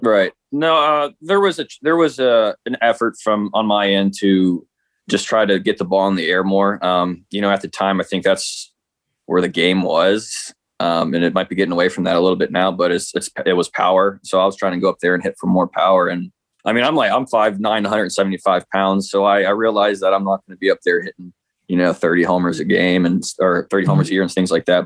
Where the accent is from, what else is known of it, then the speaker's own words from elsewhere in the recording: Midwest, United States; I'm from the Midwest